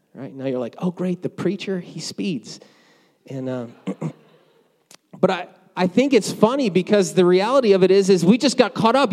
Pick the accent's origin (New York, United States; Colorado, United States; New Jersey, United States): New Jersey, United States; moved away; I grew up in New Jersey